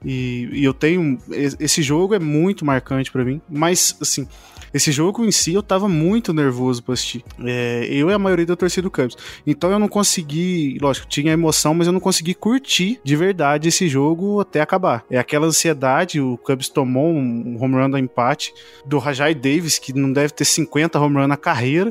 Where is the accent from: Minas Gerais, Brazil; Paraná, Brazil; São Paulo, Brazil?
Minas Gerais, Brazil; Poços de Caldas; Eu sou de Poços, Poste Caldas, de Minas Gerais